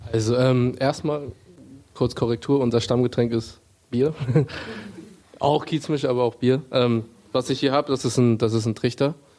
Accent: Hamburg, Germany; Ich komme aus Hamburg, also ich hatte hier noch meinen Freundeskreis, ich habe meine Familie hier

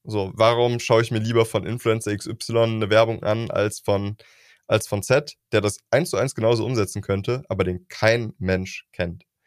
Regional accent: Germany; wir Deutschen

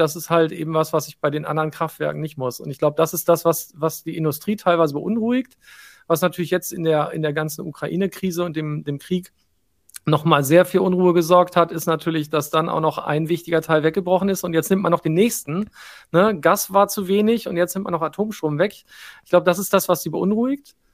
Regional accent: Hesse, Germany; komm aus der Nähe von Rüsselsheim. Da haben wir das ah. gelernt in der Schule

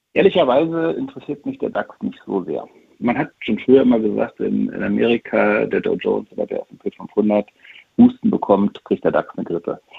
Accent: East Germany, Germany; ich ein Kind der DDR bin

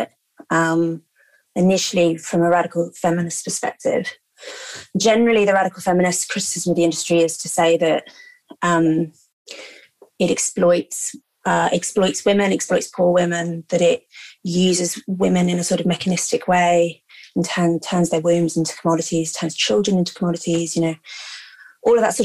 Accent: London, United Kingdom; I grew up in London, middle-class family

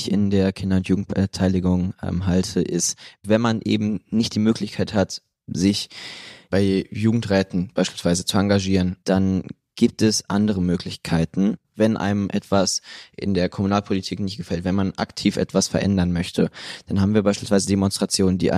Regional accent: Münster, North Rhine-Westphalia, Germany; Ich komme auch aus Münster

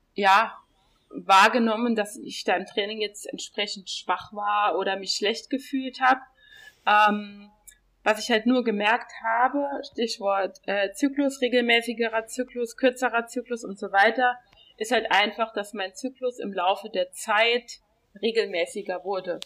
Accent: Saarland, Germany; now in Berlin, Germany; ich komme ja aus dem Saarland

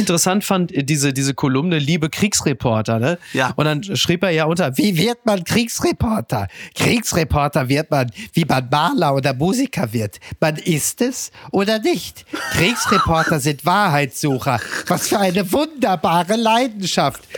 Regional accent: Castrop-Rauxel, North Rhine-Westphalia, Germany; moved away; die Heimkehr nach Kastrop-Rauxel, nach Henrichenburg in mein Heimatdorf

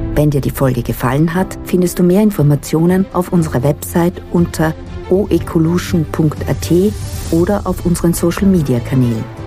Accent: Austria

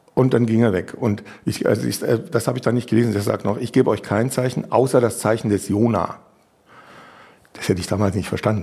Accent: Munich, Bavaria, Germany; ich komme ja aus München

